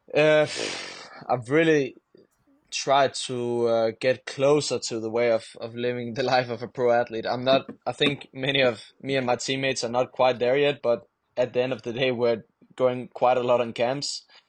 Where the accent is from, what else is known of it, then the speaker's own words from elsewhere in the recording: Denmark; English is a second language; I am from Denmark